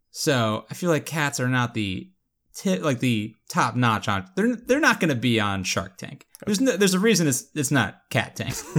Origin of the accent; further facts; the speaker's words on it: Florida, United States; I am from Florida